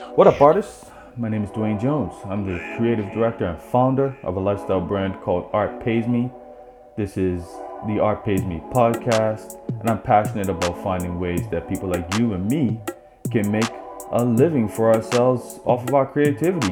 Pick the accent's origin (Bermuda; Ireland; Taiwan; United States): Bermuda; now in Canada; I'm from Bermuda, and in Bermuda, we pronounce it doling